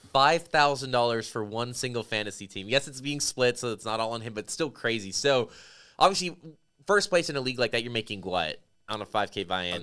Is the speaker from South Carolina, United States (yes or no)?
no; Las Vegas, Nevada, United States; moved away; I grew up in Las Vegas